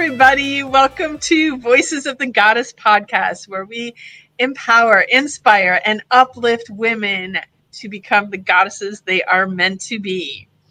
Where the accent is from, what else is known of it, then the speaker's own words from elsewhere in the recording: Wisconsin, United States; also born or lived in Florida; now in Fort Lauderdale, United States; I'm originally from Wisconsin, a good a good old Midwestern girl, and but I've lived down in Florida for 20 plus years